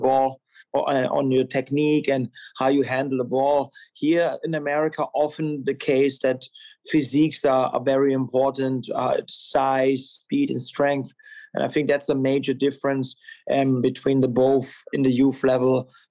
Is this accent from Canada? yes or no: no; Germany; moved away as an adult; now in United States; I'm born and raised in Germany